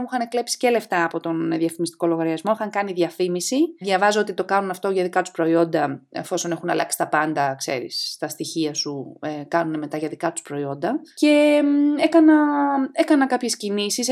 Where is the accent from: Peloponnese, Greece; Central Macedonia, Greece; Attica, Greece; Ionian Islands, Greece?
Attica, Greece; outskirts of Athens; also born or lived in Thessaloniki, Greece / Nottingham, United Kingdom / London, United Kingdom; είμαι από τα Πέριξ των Αθηνών